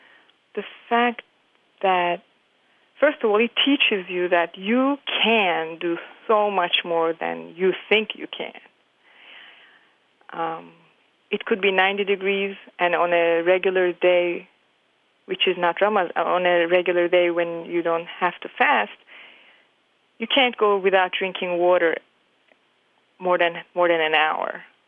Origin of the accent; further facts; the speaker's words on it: Turkey; now in New York City, United States; I am from Turkey, and I've been living in the United States in New York City for the past 20-something years.